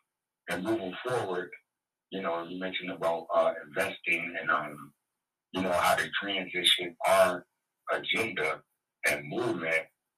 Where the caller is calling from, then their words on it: Connecticut, United States; This is … from Fairfield County, Jason.